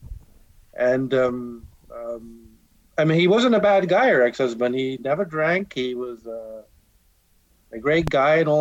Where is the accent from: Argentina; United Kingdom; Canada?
United Kingdom; England; Being born and raised in England